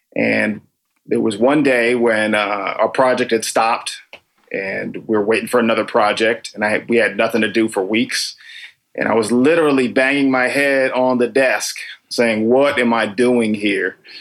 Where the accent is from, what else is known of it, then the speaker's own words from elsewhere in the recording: Danbury, Connecticut, United States; also born or lived in Tokyo / Washington, D.C. / New York; now in Los Angeles, United States; originally I'm from Danbury, Connecticut